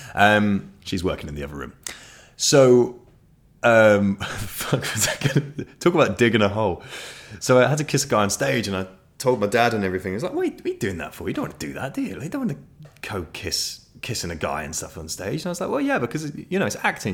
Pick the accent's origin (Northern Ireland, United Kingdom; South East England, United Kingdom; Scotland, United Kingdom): South East England, United Kingdom; Ashford; where I was born in Ashford in Kent